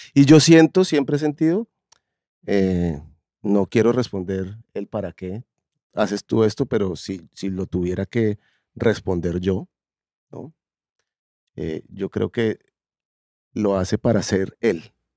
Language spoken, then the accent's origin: Spanish; Colombia; tengo un problema con ser colombiano